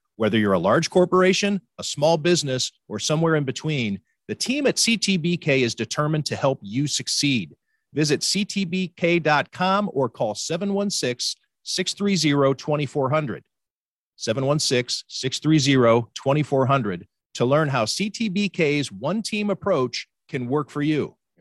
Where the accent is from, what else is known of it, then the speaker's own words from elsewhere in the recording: Cleveland, Ohio, United States; now in Buffalo, United States; I'm from Cleveland.